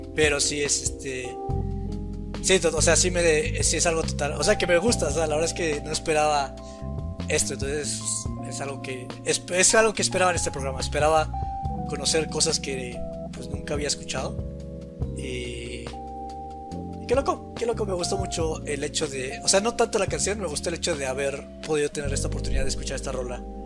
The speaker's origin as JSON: {"language": "Spanish", "country": "Mexico", "said": "soy mexicano"}